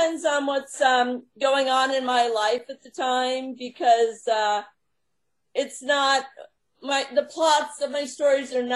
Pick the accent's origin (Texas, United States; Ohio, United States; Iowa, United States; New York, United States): New York, United States; Long Island; now in Long Island, United States; I was raised on Long Island and moved to New York City in my 20s.